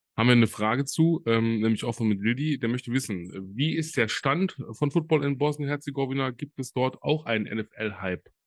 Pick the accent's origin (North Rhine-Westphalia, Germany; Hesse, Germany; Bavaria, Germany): North Rhine-Westphalia, Germany; Solingen; in Deutschland, in meiner Heimat. Äh, ich komme ja aus Solingen